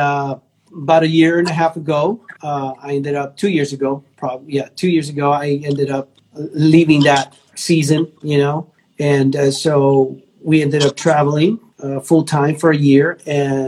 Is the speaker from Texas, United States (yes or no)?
yes; South Texas, United States; moved away as an adult; now in Houston, United States; I grew up in South Texas. South Texas is like border towns of Mexico.